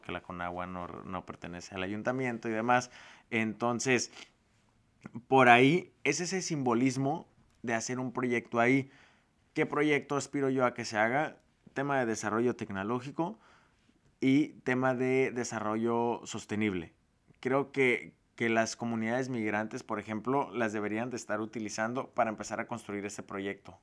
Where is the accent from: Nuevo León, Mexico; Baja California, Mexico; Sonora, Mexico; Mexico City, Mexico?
Baja California, Mexico; Tijuana; also born or lived in Guadalajara, Jalisco; O a mí de chiquito me da vergüenza decir que era de Tijuana y como mi familia es de Guadalajara y una parte de Sinaloa